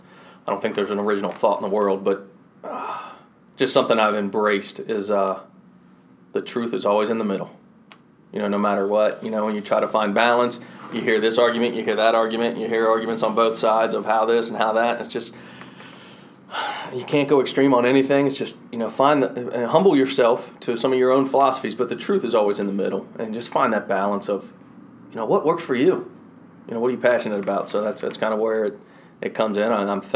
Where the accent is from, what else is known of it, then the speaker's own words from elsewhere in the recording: Louisville, Kentucky, United States; also born or lived in Marietta / Elizabethtown; I was born in Marietta, Georgia, just north of Atlanta. Don't remember it. 2 years old when I moved out of there. We continued to migrate north. Lived in Elizabethtown, Kentucky for a little bit. Moved up to Louisville.